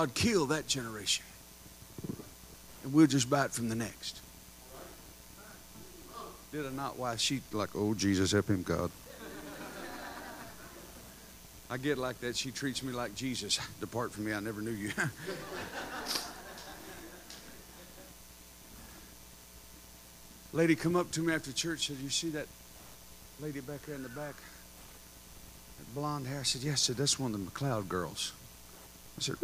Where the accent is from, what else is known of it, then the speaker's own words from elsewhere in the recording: Texas, United States; I'm from Texas and we got land everywhere and buildings